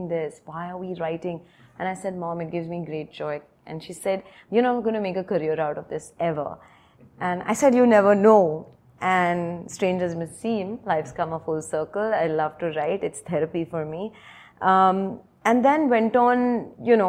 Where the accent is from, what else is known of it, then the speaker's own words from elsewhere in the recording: Mumbai, Maharashtra, India; Born and brought up in Bombay, I'm one of four daughters